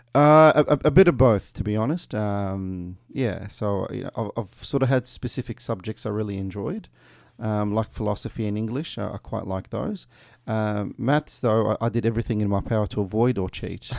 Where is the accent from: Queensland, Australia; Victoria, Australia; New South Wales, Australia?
Victoria, Australia; Melbourne; also born or lived in Kuwait / Meadow Heights, Broadmeadows / Craigieburn; I grew up in Brunswick um, in the late nineties. Uh, I came to Australia uh, during that time from Kuwait